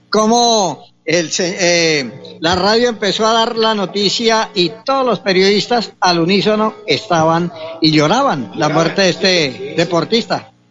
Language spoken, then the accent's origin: Spanish; Boyacá, Colombia; Soy boyacense